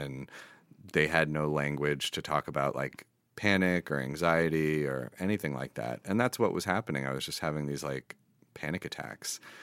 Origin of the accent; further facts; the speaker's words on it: New York City, New York, United States; moved away as an adult; also born or lived in Israel; now in Los Angeles, United States; I grew up in New York City